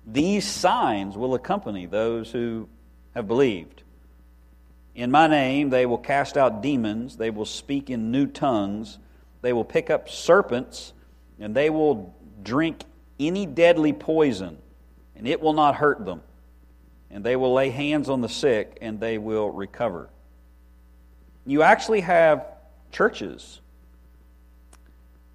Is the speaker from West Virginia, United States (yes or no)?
yes; West Virginia, United States; now in Lynchburg, United States; I'm from West Virginia